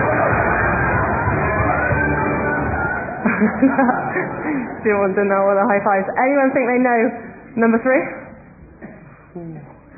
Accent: North Wiltshire, South West England, United Kingdom; Home is North Wiltshire

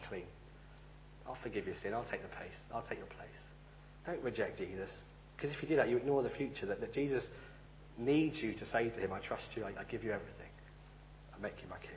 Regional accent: United Kingdom; I'm British, I don't speak Romanian

